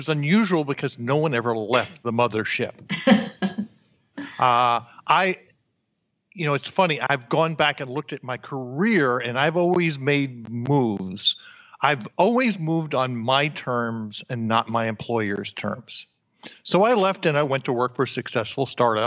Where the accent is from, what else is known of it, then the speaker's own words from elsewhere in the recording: New Jersey, United States; moved away; also born or lived in New York / Austin, Texas; born in New York, raised in New Jersey